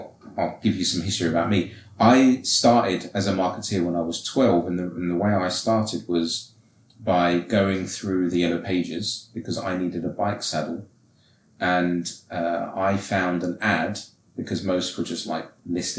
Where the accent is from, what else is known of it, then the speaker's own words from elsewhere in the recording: England, United Kingdom; I'm English